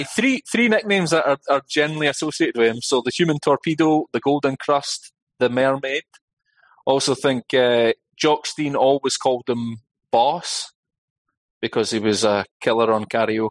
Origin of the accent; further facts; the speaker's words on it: Scotland, United Kingdom; I identify as being Scottish.